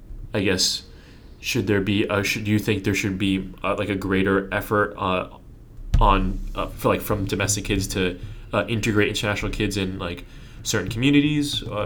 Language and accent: English; New York City, New York, United States; And I'm from New York City, right? So I'm supposed to be good at that.